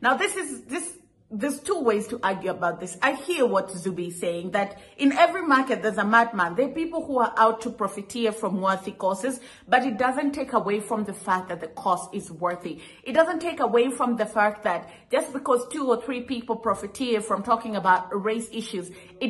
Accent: Kenya; as a Kenyan whose grandparents lived through colonization and some of the atrocities that the Brits committed in Africa

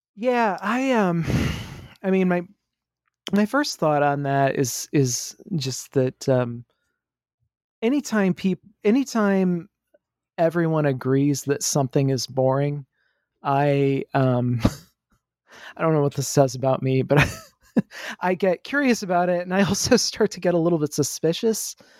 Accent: Midwest, United States; also born or lived in the South; I grew up in the Midwest. Uh, I, I lived here for most of my life, uh, except for about five years in the South

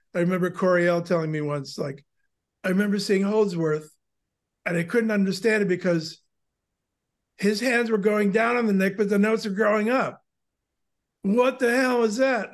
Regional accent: Milwaukee, Wisconsin, United States; moved away as an adult; also born or lived in Long Island; I grew up in Milwaukee

